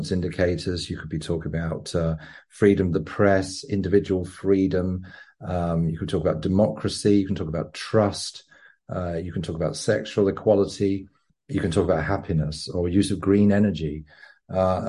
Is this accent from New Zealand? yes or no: no; England, United Kingdom; moved away; also born or lived in London / Sydney / Copenhagen / Stockholm; I'm an Englishman who once was an enthusiastic corporate capitalist working in advertising and branding agencies in London, Sydney, Copenhagen and Stockholm